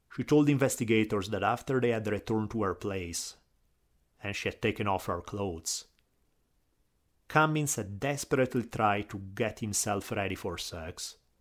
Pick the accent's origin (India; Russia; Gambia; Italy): Italy; accent: Italian; my Italian accent